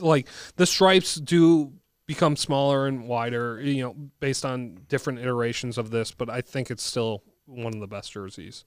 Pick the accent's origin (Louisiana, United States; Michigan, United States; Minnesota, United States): Minnesota, United States; Bloomington; I grew up in Jefferson